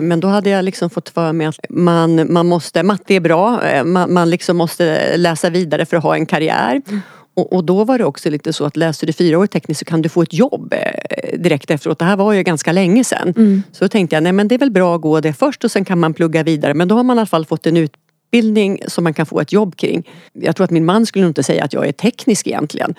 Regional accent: Oxelösund, Södermanland, Sweden; moved away; hemma i Oxelösund

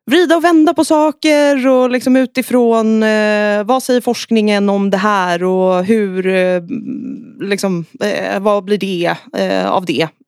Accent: Saltsjöbaden, Stockholm County, Sweden; jag är från Stockholm. Sen har jag flyttat runt en del. Jag växte upp i eh, Saltsjöbaden som ligger utanför, utanför Stockholm.

